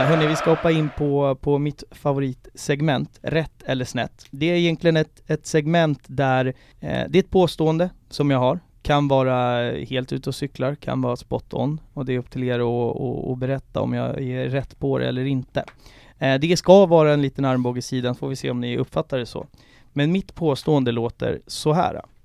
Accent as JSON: {"language": "Swedish", "town": "Haninge", "region": "Stockholm County", "country": "Sweden", "tie": "born or raised there", "said": "jag är uppväxt i, i Haninge"}